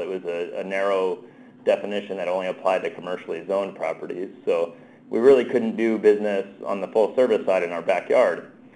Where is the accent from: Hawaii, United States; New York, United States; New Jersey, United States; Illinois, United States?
New Jersey, United States; moved away; I'm originally from New Jersey, so I, I, I learned my gesturing there.